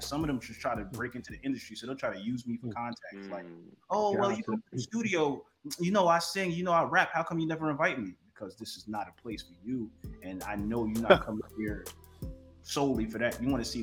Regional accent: New York, United States; also born or lived in Miami; now in Los Angeles, United States; I'm from New York, you know, but I live in LA and Miami.

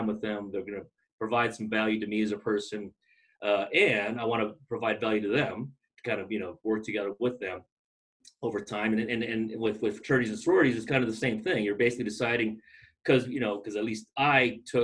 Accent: Long Beach, California, United States; moved away as an adult; also born or lived in Philippines; now in Boise, United States; I grew up in Long Beach, California.

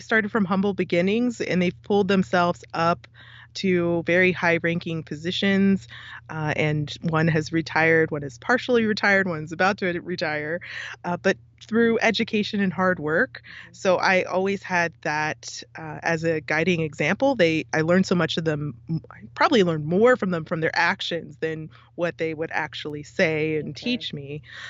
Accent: California, United States; born there; also born or lived in DC metro area; But because of that, I did grow up in lots of different places. I was born in California and I've moved significantly since then. And then I spent a lot of time on the East Coast in the DC metro area.

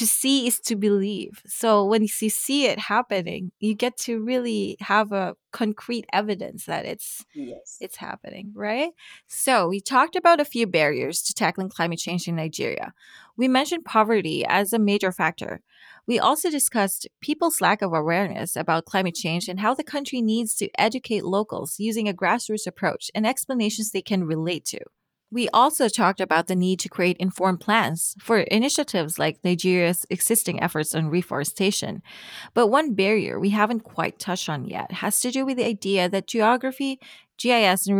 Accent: Philippines; I come from the Philippines, a developing country.

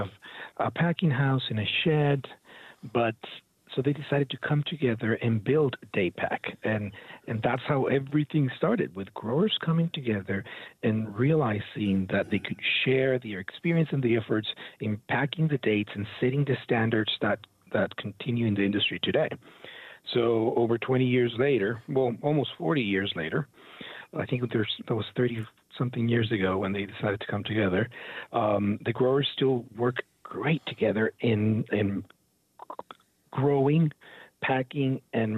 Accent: Mexicali, Baja California, Mexico; also born or lived in Coachella, California; now in Yuma, United States; I grew up in Mexicali, which is a border town about 40 minutes from us here in Yuma

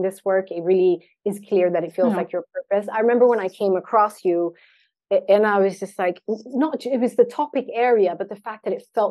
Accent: Sweden; I was born and raised in Sweden.

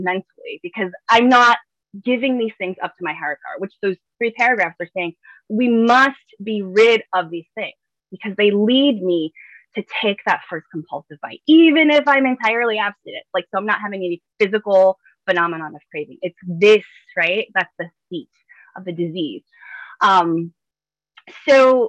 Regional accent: New York City, New York, United States; growing up in the Bronx

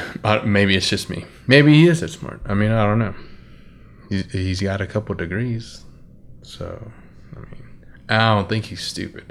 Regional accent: United States; I'm American

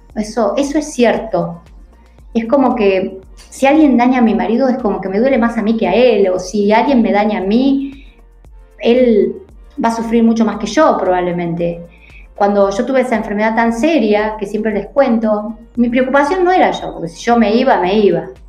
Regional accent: Argentina; acá los argentinos

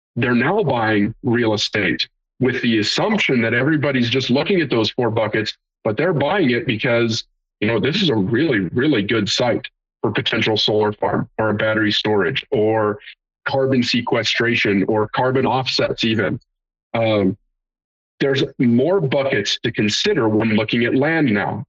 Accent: Great Plains, United States; I'm from the Great Plains

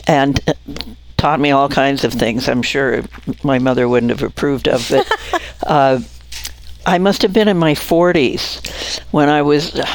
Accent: Coeur d'Alene, Idaho, United States; I grew up in the Fort Grounds

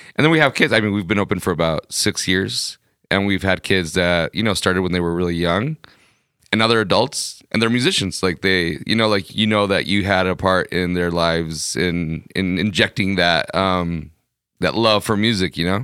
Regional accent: Ciudad Juárez, Chihuahua, Mexico; moved away as an adult; also born or lived in California; now in El Paso, United States; I grew up in Juarez. I moved to California when I was, uh, eighteen.

